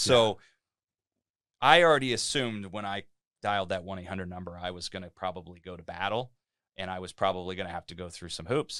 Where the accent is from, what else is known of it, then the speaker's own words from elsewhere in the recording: Cincinnati, Ohio, United States; moved away as an adult; now in Delray Beach, United States; I'm from Cincinnati, Ohio. I lived there most of my life. I'm a Midwestern guy